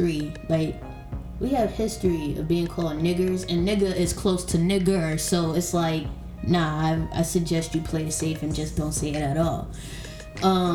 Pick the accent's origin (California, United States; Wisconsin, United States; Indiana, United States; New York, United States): New York, United States; New York City; now in Florida, United States; I am from New York, St. Albans to be exact, Queens